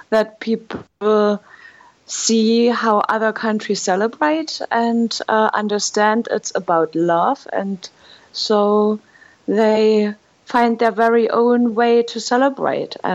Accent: Germany; now in Hanoi, Vietnam; I am from Germany and I have been living in Hanoi, Vietnam for the past five years.

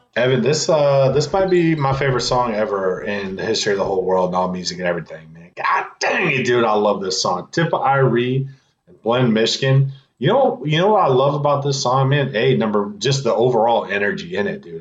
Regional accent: Midwest, United States; also born or lived in California; now in East Coast, United States; I was born in California. I was raised in the Midwest. Here I'm on the East Coast

